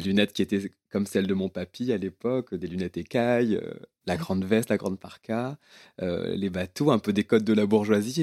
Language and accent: French; Réunion; j'ai grandi à la Réunion